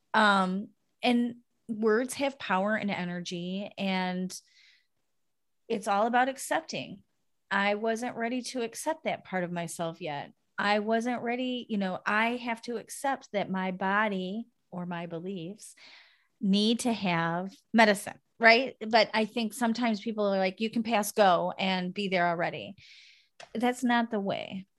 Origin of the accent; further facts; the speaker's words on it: United States; moved away as an adult; now in Netherlands; living in a foreign country, as an American